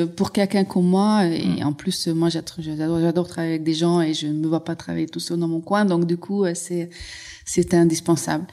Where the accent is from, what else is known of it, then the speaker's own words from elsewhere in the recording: Hungary; French is a second language; moved away as an adult; now in France; je suis née en Hongrie, mais je suis née un peu à la fin de l'ère socialiste